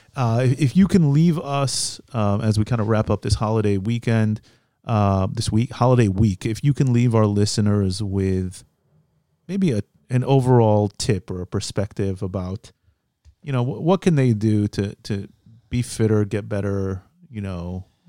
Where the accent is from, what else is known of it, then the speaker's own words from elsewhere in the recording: Midwest, United States; moved away as an adult; now in Israel; I grew up in the Midwest also